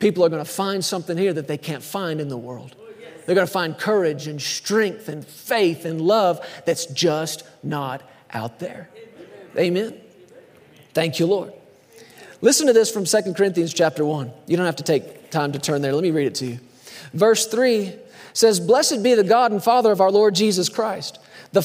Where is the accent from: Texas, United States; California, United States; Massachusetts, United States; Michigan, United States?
Texas, United States; I grew up in Texas.